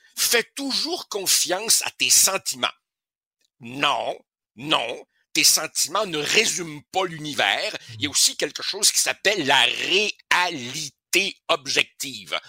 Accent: Uruguay; now in Quebec, Canada; On retourne en Uruguay, mon pays natal

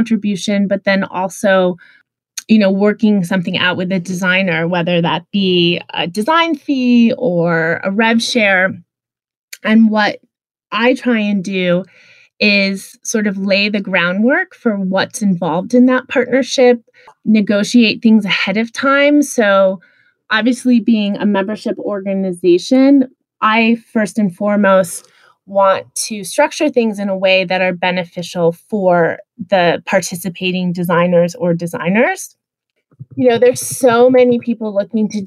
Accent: Midwest, United States; I grew up in the Midwest

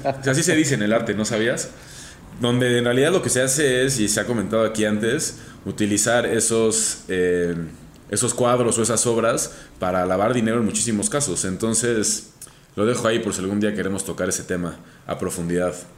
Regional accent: Mexico

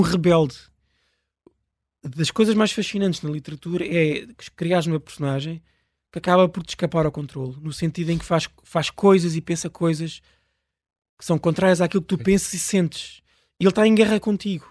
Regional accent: Pirescoxe, near Lisbon, Portugal; a 20 metros da minha casa onde eu nasci

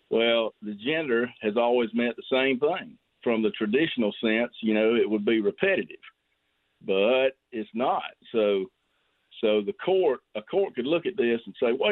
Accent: Greenwood, South Carolina, United States; I'm I'm mainly from Greenwood. I do have some of Laurens.

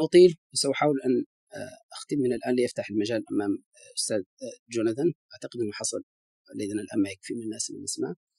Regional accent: Mauritania; بصفتي موريتاني

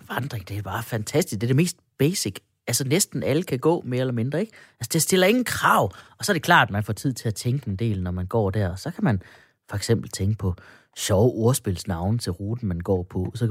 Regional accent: Denmark; det er bare, fordi jeg er en ægte dansker, så jeg stoler ikke på mennesker, der ikke taler dansk, eller ligner mig.

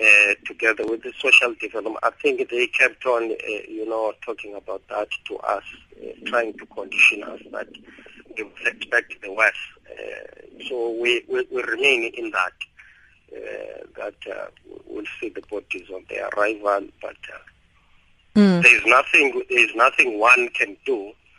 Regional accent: South Africa; I believe, let alone being a South African, that if the government was allowed to assist quickly, wouldn't be in such a mess today.

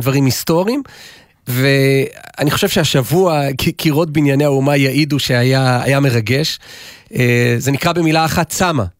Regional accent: Jerusalem, Jerusalem District, Israel; אנחנו ירושלמים

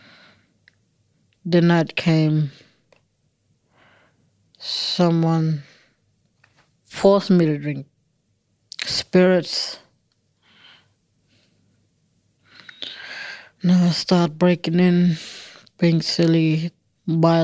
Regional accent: Alice Springs, Northern Territory, Australia; I'm from Alice Springs in the middle of Australia.

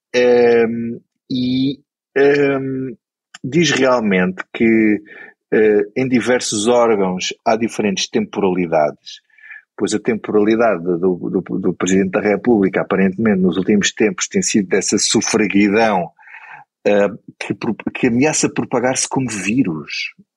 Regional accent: Grândola, Alentejo, Portugal; eu, sou de Grândola

